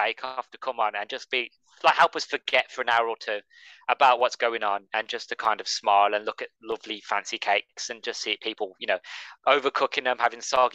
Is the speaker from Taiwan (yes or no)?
no; Midlands, United Kingdom; I'm from the Midlands